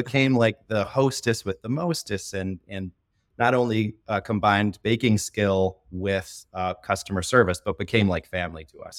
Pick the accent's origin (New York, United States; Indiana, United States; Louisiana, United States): Indiana, United States; northwest; moved away as an adult; also born or lived in West Michigan; now in Grand Rapids, United States; I grew up in the top corner of Indiana